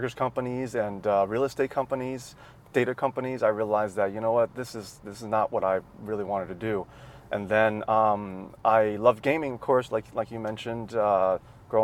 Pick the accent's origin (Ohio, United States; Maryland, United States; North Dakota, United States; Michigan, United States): Maryland, United States; accent: American; moved away as an adult; also born or lived in Nanjing, China / California; Grew up in Maryland, which is on the East Coast of the US